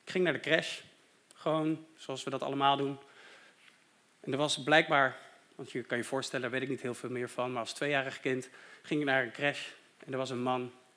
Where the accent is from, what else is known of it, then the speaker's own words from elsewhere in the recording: Deventer, Overijssel, Netherlands; moved away; Ik ben opgegroeid in Deventer en ook daar had ik een hele fijne kerk